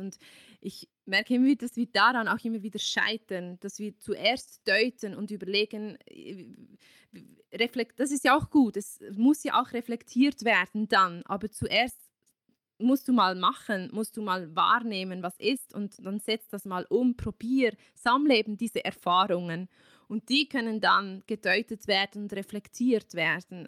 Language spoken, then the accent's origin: German; Switzerland; bei uns in der Schweiz